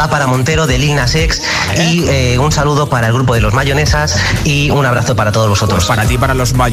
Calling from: Madrid, Community of Madrid, Spain; Hola Josué … de Madrid.

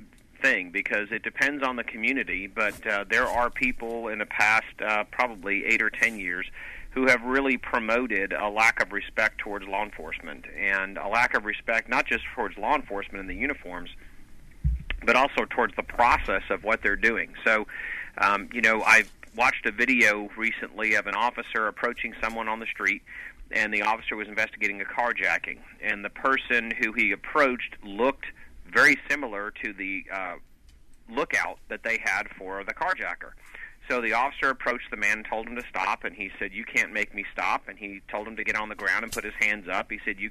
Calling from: Atlanta, Georgia, United States; Calling from Atlanta.

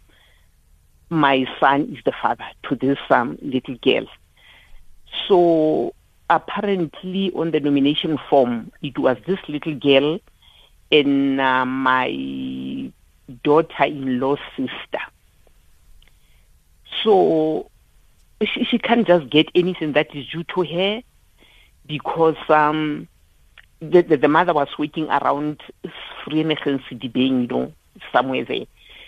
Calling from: Phuthaditjhaba, Free State, South Africa; I'm calling from Puchadichaba.

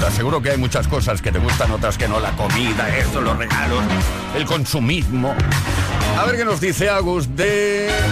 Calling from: Huesca, Aragon, Spain; de Huesca.

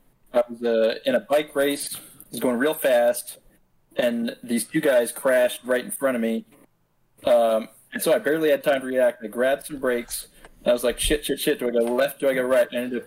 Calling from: Seattle, Washington, United States; Seattle, Washington. And beautiful Northwest.

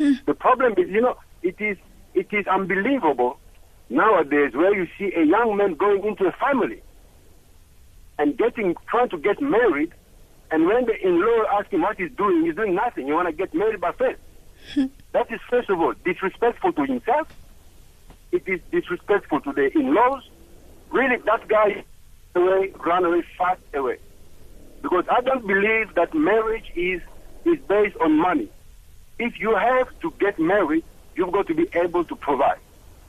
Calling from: Cape Town, Western Cape, South Africa; I'm calling from Cape Town.

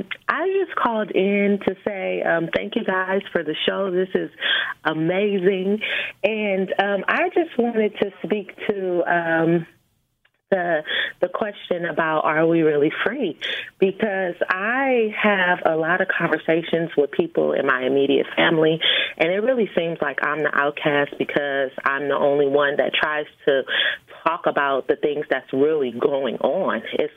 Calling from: California, United States; I'm calling from California.

